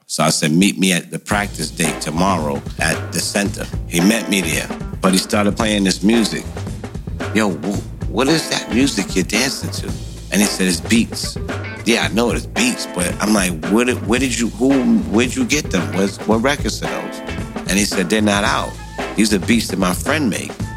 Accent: New York City, New York, United States; born or raised there

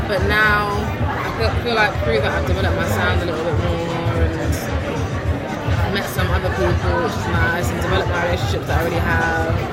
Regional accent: London, United Kingdom; born or raised there

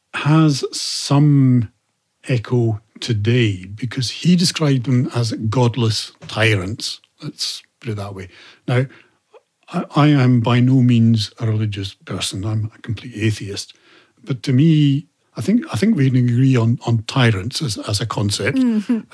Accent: Scotland, United Kingdom; I say England as a Scot

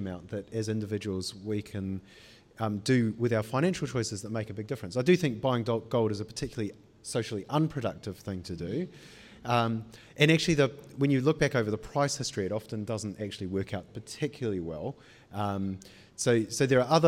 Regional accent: Auckland, New Zealand; moved away as an adult; also born or lived in United Kingdom; I grew up in Panmure

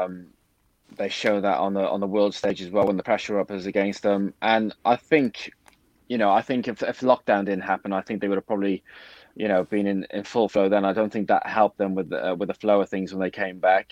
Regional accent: Cardiff, Wales, United Kingdom; I'm from Cardiff

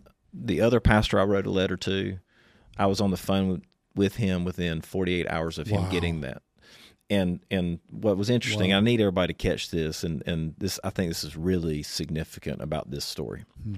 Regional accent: Eastern North Carolina, United States; I'm from Eastern North Carolina.

